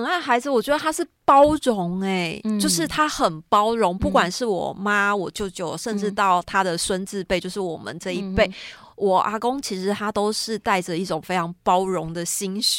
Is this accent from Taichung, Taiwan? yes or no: no; Yunlin County, Taiwan; moved away; also born or lived in Taipei; 其实我从小就是在云林长大的，嗯，然后搬来台北之后，其实我们家也不是住在市区里面